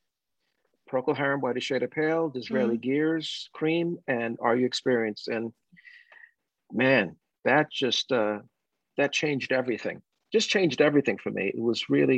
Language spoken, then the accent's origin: English; New York City, New York, United States; growing up in the Bronx in the 60s